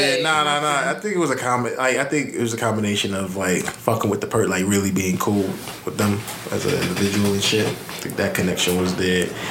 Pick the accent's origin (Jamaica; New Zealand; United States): Jamaica; I'm a Jamaican